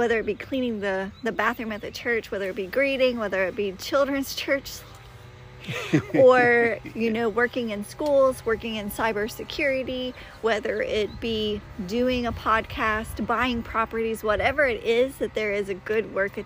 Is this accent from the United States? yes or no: yes; the South, United States; I'm from the South, and we say things like, bless your heart